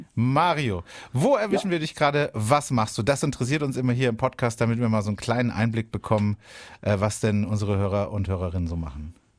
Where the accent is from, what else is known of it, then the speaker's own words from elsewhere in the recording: Oberkirch, Baden-Württemberg, Germany; moved away; Das war lange Zeit ja, mein, meine, meine Heimat. Ich war da viel unterwegs in Oberkirch